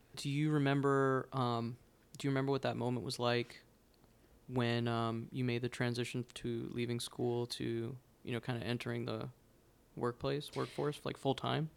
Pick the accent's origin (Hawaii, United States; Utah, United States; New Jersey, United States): New Jersey, United States; I grew up in New Jersey